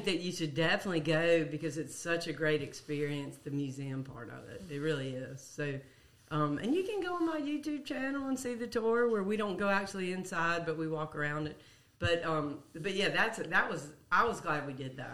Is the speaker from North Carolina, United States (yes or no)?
yes; Greensboro, North Carolina, United States; I grew up in Greensboro